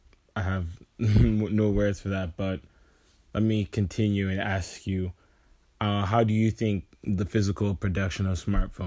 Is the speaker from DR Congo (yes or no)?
yes; DR Congo; You know, I'm from Congo, and we mine a specific mineral that is used in phones.